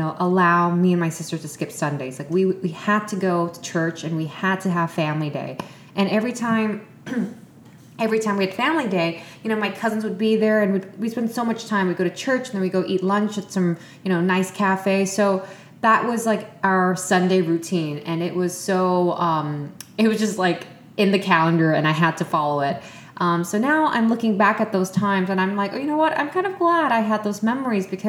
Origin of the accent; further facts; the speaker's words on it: Vietnam; moved away; my childhood years in Vietnam, since, you know, that was a place where I was born and raised